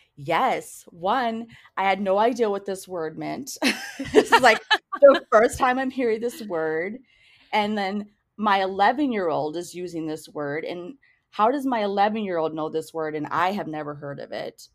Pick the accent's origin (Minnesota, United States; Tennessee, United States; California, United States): Minnesota, United States; New Hope; also born or lived in Crystal, Minnesota / Eden Prairie, Minnesota; I grew up in New Hope, Crystal, Minnesota, in a single parent household